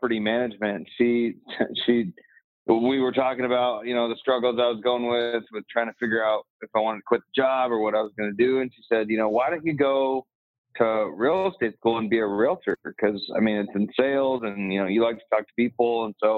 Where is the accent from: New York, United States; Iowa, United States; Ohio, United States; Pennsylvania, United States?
Iowa, United States; moved away as an adult; also born or lived in Des Moines, Iowa; now in Scottsdale, United States; Spent the first 25 years of my life in Iowa. Grew up in and around the farm type of living and in rural Midwest United States